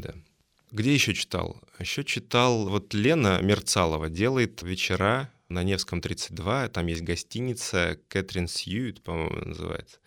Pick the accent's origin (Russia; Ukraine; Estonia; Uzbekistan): Russia; Kursk, Kursk Oblast; moved away as an adult; also born or lived in Moscow; Я переехал из города Курска, откуда я родом, в Москву